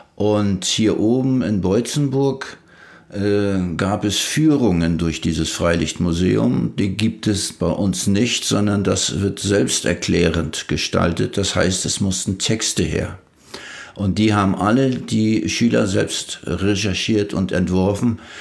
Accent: Leisterförde, Mecklenburg-Vorpommern, Germany; ich stamme aus Leisterförde, hier im Landkreis Ludwigslust-Parchim, das kleinste Dorf.

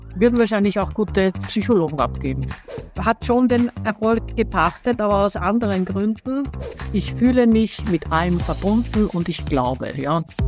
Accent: Austria; Er kommt aus meiner Heimat, ich bin ja auch Österreicherin

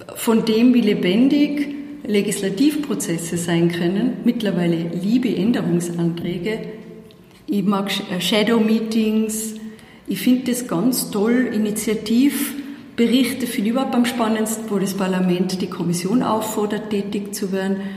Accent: Tyrolean Unterland, Austria; accent: Tyrolean Unterland dialect; moved away as an adult; now in Brussels, Belgium; Man hört's an meinem Dialekt, ich bin ja immer nur zuzuordnen, ganz klar im, im Tiroler Unterland

